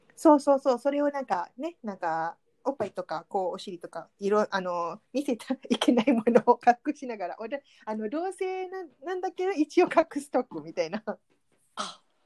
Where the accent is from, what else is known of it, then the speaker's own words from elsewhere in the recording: Malaysia; Japanese is a second language; moved away; マレーシア人としては